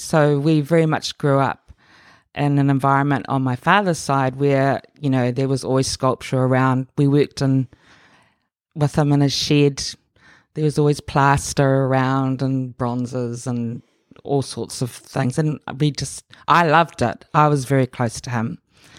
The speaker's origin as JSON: {"language": "English", "region": "Auckland", "country": "New Zealand", "tie": "born there", "said": "I was born here in Auckland, in West Auckland."}